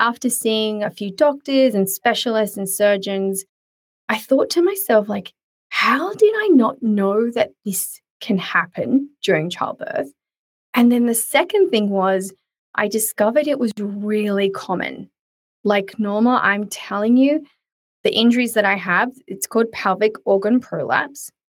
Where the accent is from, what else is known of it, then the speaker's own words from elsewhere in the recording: south of Sydney, New South Wales, Australia; we are south of Sydney.